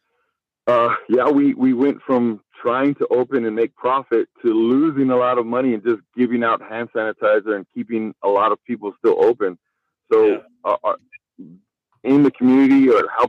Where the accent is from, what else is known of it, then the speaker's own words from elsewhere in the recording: El Paso, Texas, United States; We're both from El Paso